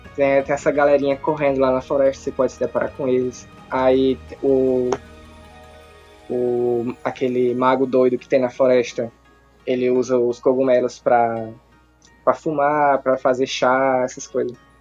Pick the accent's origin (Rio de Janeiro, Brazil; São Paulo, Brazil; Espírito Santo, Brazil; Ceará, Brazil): Ceará, Brazil; interior of; Eu, eu sou do interior aqui do Ceará